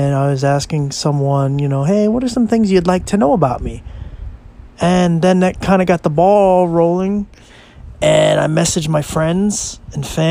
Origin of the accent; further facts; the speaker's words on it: Philadelphia, Pennsylvania, United States; moved away as an adult; now in Williamsport, United States; I was born in Williamsport, Pennsylvania. And as I said, I lived in Philadelphia for about 22, 23 years.